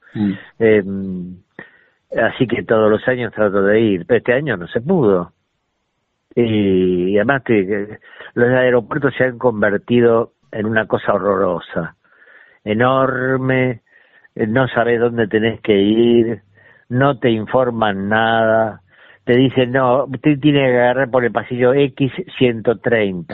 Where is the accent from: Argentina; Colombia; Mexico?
Argentina; Ramos Mejía, Buenos Aires Province; also born or lived in Gibraltar (ancestry) / Sitges, Spain; teníamos una casa divina en Ramos Mejía que había sido de mi tía Cándida, este, que es la que nos, nos crió un poco a todos